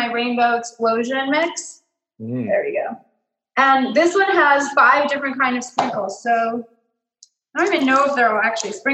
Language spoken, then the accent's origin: English; Mexico; moved away; loved piñatas growing up in Mexico